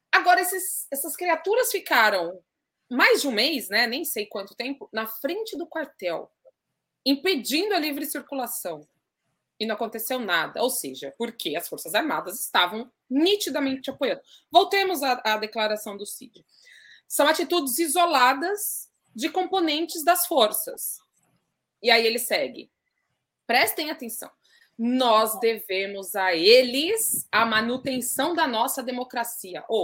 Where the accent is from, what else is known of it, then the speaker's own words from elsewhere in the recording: Jundiaí, São Paulo, Brazil; Eu, eu, eu sou de Jundiaí, uma cidade no interior de São Paulo, moro lá.